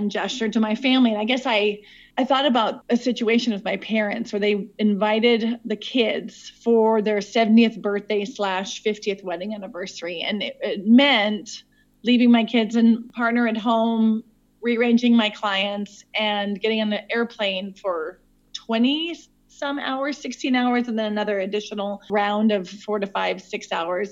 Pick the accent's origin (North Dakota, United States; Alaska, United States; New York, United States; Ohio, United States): North Dakota, United States; Williston; moved away as an adult; also born or lived in Spain / Switzerland / Burkina Faso; now in South Africa; I am originally from Williston, North Dakota, but I currently live in South Africa.